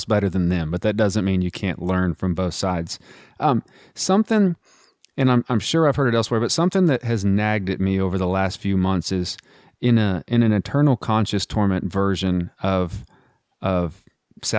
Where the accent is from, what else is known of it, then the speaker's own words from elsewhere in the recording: United States; I was privileged enough to be born in America